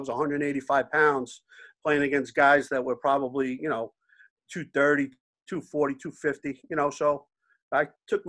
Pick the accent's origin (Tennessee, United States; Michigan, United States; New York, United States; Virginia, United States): New York, United States; New York City; I grew up in Howard Beach, Lindenwood.